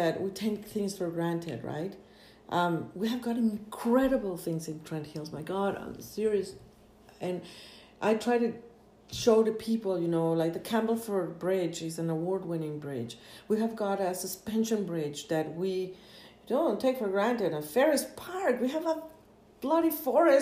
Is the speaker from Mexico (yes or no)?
yes; Mexico; now in Canada; coming from another place, which is a beautiful place too, Mexico is a gorgeous place, totally different than Canada